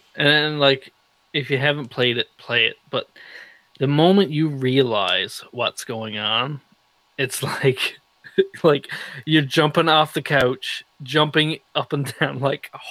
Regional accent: Newfoundland and Labrador, Canada; I'm from Newfoundland

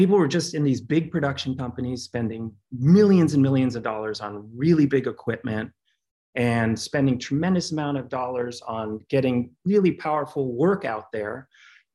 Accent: Cincinnati, Ohio, United States; moved away; also born or lived in Brooklyn, New York; I grew up in Cincinnati to a very creative household full of composers, artists, choreographers.

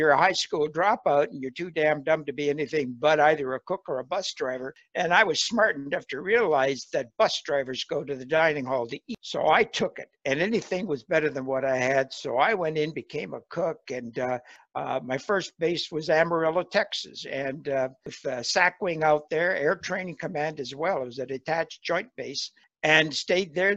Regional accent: Windsor, Ontario, Canada; I'm born and raised in Canada and in a little place called Windsor, Ontario

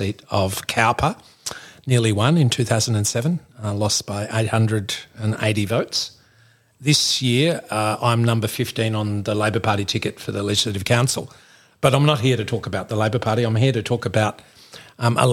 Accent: Melbourne, Victoria, Australia; moved away as an adult; also born or lived in North Queensland; now in Nambucca Valley, Australia; I grew up in Melbourne

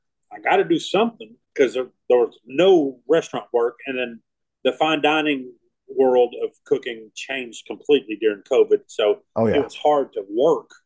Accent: Idabel, Oklahoma, United States; moved away as an adult; also born or lived in New Orleans; at the time, Oklahoma, I didn't see hardly any red dots in my hometown

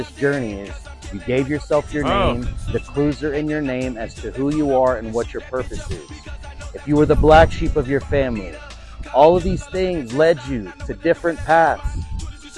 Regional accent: Galveston, Texas, United States; I was born in Galveston, which means triumphant

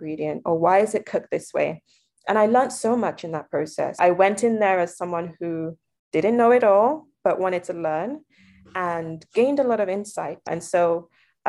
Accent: Lagos, Nigeria; moved away; I grew up in Nigeria, I was able to try different foods. Lagos in particular is a melting pot city

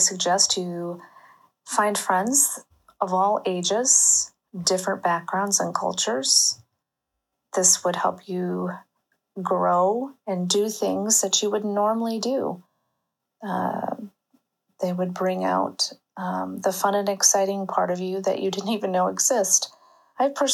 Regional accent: St. Louis, Missouri, United States; moved away as an adult; now in Italy; I'm from St. Louis and currently living in Italy with my family

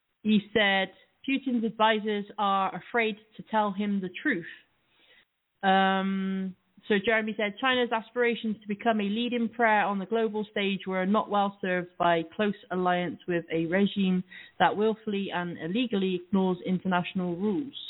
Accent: Cheltenham, South West England, United Kingdom; it's actually in my hometown

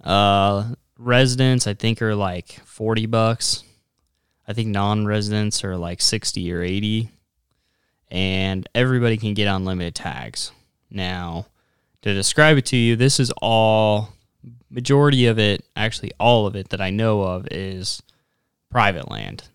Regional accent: Platte River, west of Sutherland towards Hershey, Nebraska, United States; Where I grew up hunting on the Platte River was just west of Sutherland towards Hershey.

